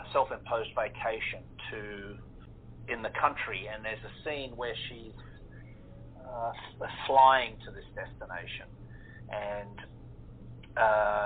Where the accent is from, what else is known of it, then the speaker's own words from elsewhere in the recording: Australia; accent: Australian; I am an Australian and I have, you know, an Australian accent